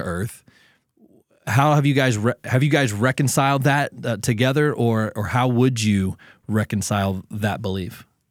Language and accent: English; Southern Ohio, United States; I'm from Southern Ohio